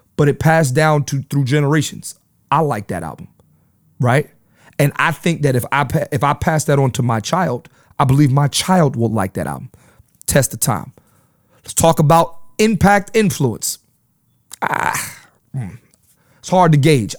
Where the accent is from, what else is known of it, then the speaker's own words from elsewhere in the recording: Philadelphia, Pennsylvania, United States; moved away; I'm from Philly